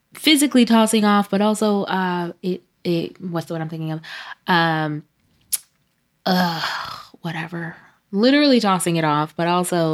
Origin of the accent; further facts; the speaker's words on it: New York City, New York, United States; I'm from Brooklyn